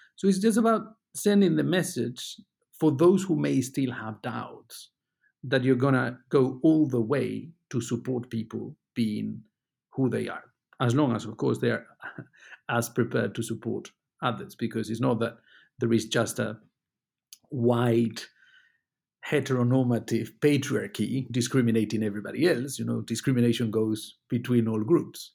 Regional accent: Spain; moved away as an adult; also born or lived in United Kingdom; now in Luxembourg; I was born in Spain, but I spent most of the last twenty years in, in the U K. I went to Britain to study

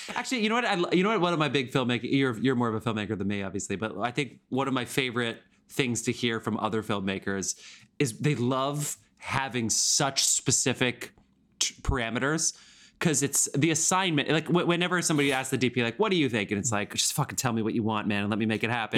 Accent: New Jersey, United States; I'm from New Jersey

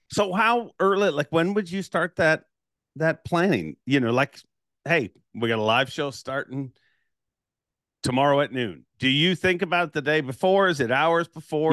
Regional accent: Toronto, Ontario, Canada; I'm from Toronto

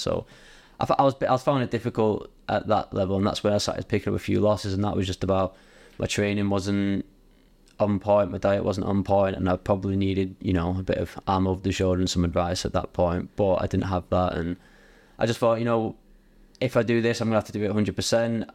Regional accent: Bury, North West England, United Kingdom; I'm from Bowie, uh, but it was based in, like, Radcliffe area

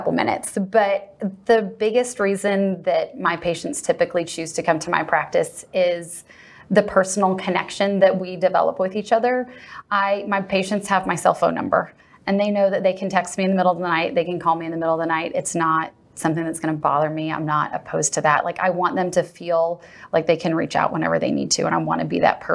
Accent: Southern California, United States; now in Texas, United States; I grew up in Southern California, so Dana Point was a big part of my childhood.

